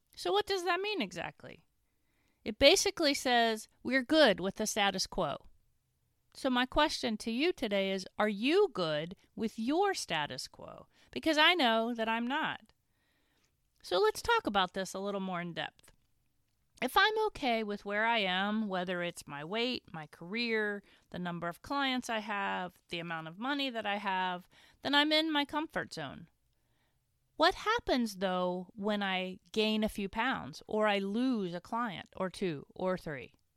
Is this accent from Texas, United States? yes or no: no; Winchester, Virginia, United States; my hometown of Winchester